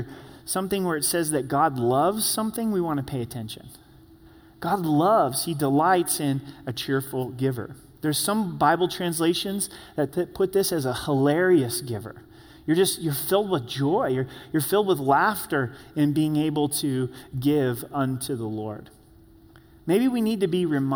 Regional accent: Grants Pass, Oregon, United States; I was born and raised in Grants Pass, Oregon

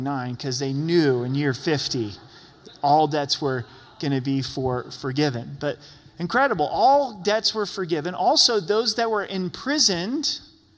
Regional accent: Southern Oregon, United States; now in Colorado Springs, United States; went back to my hometown where I was born. I haven't been there for 15 years

